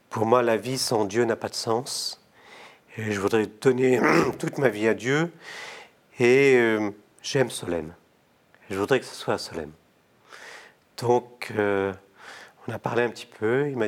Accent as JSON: {"language": "French", "town": "Toulon", "region": "Provence-Alpes-Côte d'Azur", "country": "France", "tie": "born or raised there", "also_born_or_lived": "Morocco", "said": "surtout quand on est né au Maroc et qu'on vient de Toulon."}